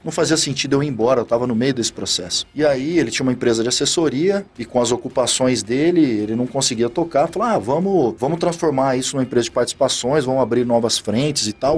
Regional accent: Araçatuba, São Paulo, Brazil; Eu sou natural de Araçatuba, no interior de São Paulo

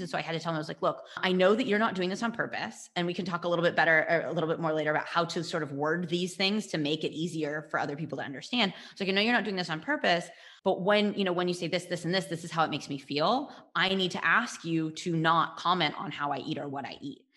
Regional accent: United States; moved away; I'm from the States

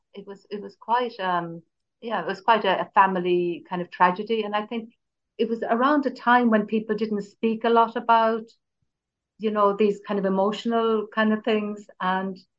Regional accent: Cork, Munster, Ireland; I'm from Cork

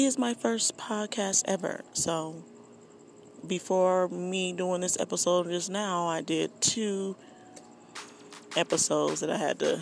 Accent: South Bend, Indiana, United States; born and raised in South Bend, Indiana. I am an Army brat.

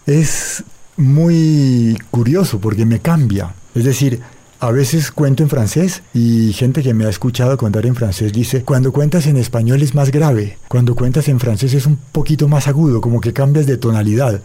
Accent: Cali, Valle del Cauca, Colombia; yo crecí en Cali

